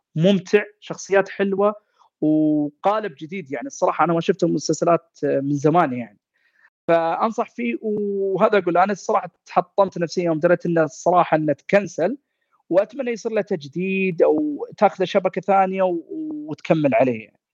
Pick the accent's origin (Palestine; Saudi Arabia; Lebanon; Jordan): Saudi Arabia; إحنا كعائلة سعودية